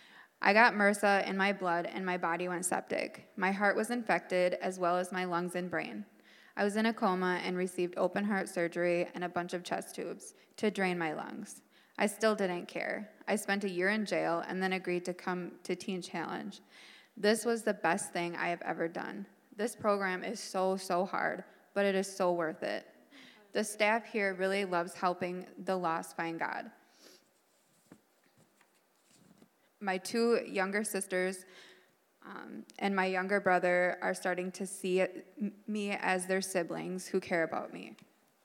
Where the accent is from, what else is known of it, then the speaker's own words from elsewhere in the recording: Eau Claire, Wisconsin, United States; I'm 33 from Eau Claire, Wisconsin. Growing up, my twin sister Nicole and I were very loved